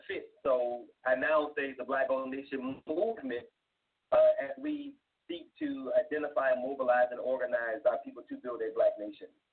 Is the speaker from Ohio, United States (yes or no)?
no; South Carolina, United States; moved away as an adult; I was born in South Carolina